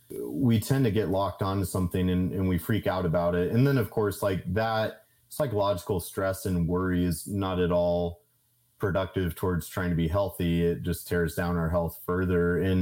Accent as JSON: {"language": "English", "region": "Kansas", "country": "United States", "said": "I'm a dude from Kansas that like, I don't have a college degree."}